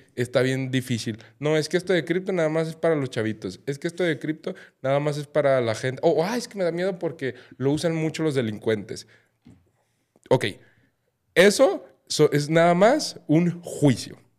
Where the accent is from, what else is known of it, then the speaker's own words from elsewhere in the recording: Mexico; yo que soy mexicano